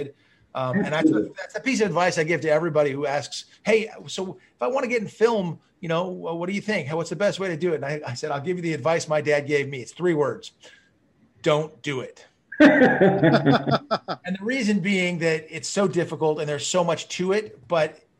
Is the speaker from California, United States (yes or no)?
yes; Malibu, California, United States; growing up in Malibu, you know, it was it's a very small community